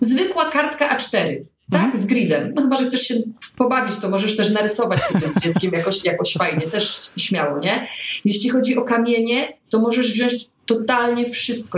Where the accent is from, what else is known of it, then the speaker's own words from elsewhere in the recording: Poznań, Greater Poland, Poland; jesteśmy z Poznania